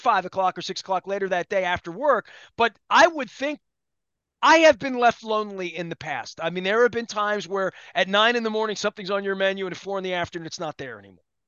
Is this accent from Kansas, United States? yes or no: no; Dundalk, Maryland, United States; I'm from Don Doc